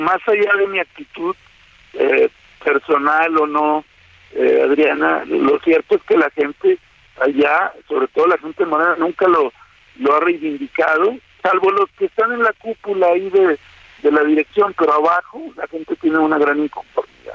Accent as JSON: {"language": "Spanish", "area": "Comarca Lagunera", "region": "Coahuila", "country": "Mexico", "tie": "born or raised there", "said": "mi tierra, que es la, comarca lagunera"}